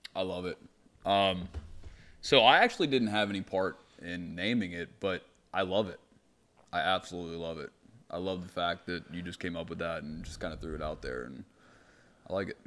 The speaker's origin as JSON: {"language": "English", "town": "Pittsburgh", "region": "Pennsylvania", "country": "United States", "tie": "born or raised there", "said": "I grew up in Carrick with Nate"}